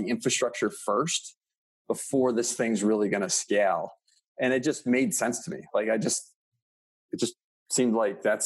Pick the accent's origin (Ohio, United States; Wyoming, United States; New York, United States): New York, United States; Rochester; I was born and raised in Rochester, New York